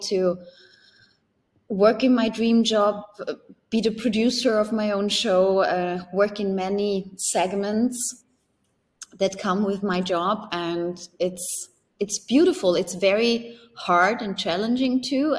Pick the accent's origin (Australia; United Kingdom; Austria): Austria; Upper Austria; moved away as an adult; also born or lived in Germany / Switzerland; it all started with a private channel in Upper Austria, in my hometown